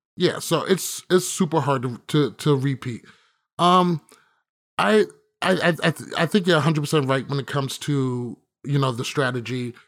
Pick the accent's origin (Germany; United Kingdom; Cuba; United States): United States; I'm from America